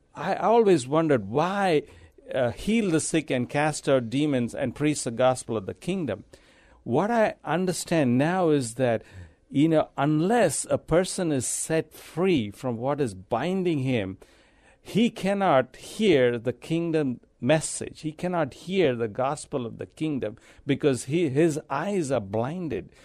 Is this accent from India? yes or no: yes; India; moved away as an adult; also born or lived in Abu Dhabi, United Arab Emirates / Dubai, United Arab Emirates; now in San Antonio, United States; I'm from India. I, I was born there. I lived there most of my life.